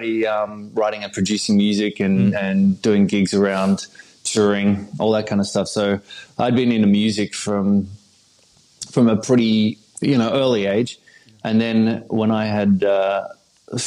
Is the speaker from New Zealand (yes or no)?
no; Sydney, New South Wales, Australia; accent: neutral Australian; moved away as an adult; also born or lived in Hawaii / Los Angeles; now in United States; I was born in Sydney, Australia, 1981